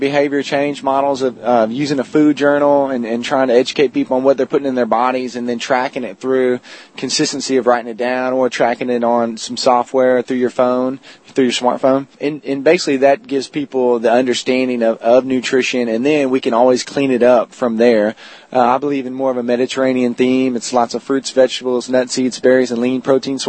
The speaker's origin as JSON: {"language": "English", "town": "College Station", "region": "Texas", "country": "United States", "tie": "born or raised there", "said": "I grew up around the Bryan-College Station area"}